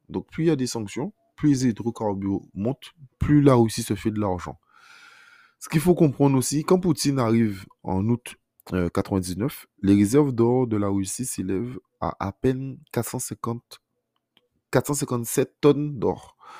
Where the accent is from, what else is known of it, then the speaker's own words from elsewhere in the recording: France; en tant que Français